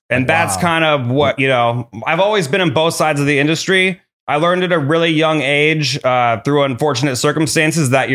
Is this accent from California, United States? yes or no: yes; Mission Viejo, California, United States; South Orange County. I grew up in Mission Viejo.